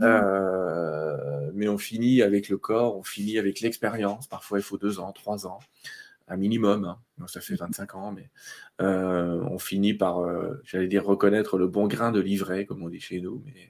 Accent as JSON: {"language": "French", "area": "Vosges", "region": "Grand Est", "country": "France", "tie": "born or raised there", "said": "je suis né dans les Vosges"}